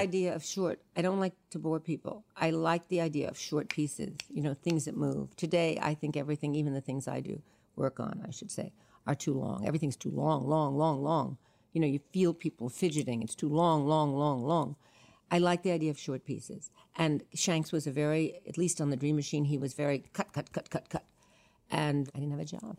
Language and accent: English; New York City, New York, United States; I was born in New York City on Sixth Street and Second Avenue